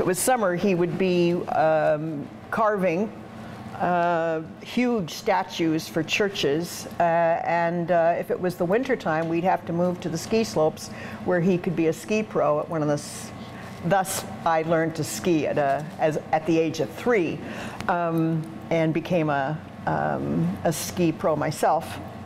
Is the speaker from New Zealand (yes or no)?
no; Canada; also born or lived in England; I was born in England. And my family, right after World War II, emigrated to Canada.